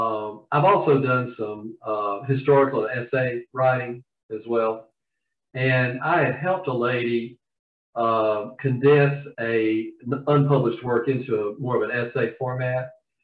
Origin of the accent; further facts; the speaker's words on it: the South, United States; And as you can probably tell from my accent, I'm from the South.